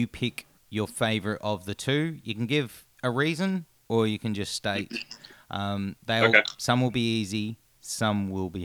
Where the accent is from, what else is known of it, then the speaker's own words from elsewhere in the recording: Australia; as an Australian